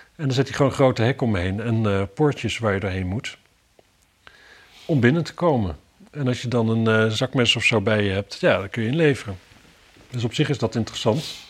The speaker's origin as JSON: {"language": "Dutch", "town": "Wapserveen", "region": "Drenthe", "country": "Netherlands", "tie": "born or raised there", "said": "bij ons in Wapserveen"}